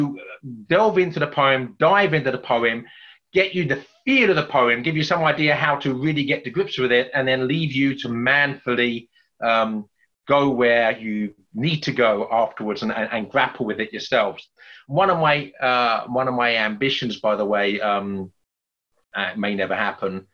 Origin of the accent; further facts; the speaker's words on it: England, United Kingdom; accent: English; my English accent